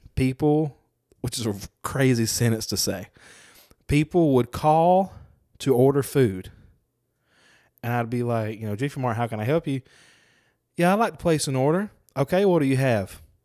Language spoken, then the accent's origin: English; Lucedale, Mississippi, United States; I grew up in Lucedale.